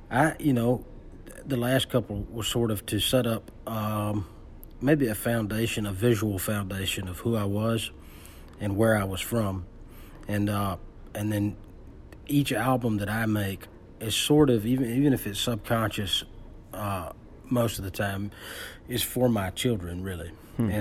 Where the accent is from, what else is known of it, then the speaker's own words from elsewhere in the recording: Ellaville, Georgia, United States; also born or lived in Americus, Georgia / Richland, Georgia; I from rural South Georgia, I always say I was born in Americus. I grew up in Ellaville, and I was raised in Richland